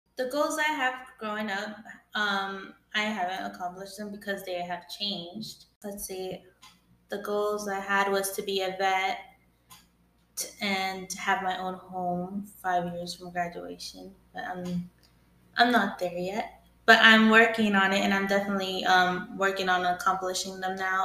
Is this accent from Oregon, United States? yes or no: yes; Newport, Oregon, United States; Soy nacida en Newport, Oregon.